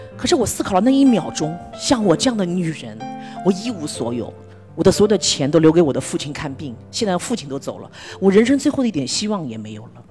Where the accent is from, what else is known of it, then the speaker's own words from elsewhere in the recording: Shanghai, China; 我来自一个上海的知识分子家庭， 这辈子也没有打过工， 麦当劳都没有打过当年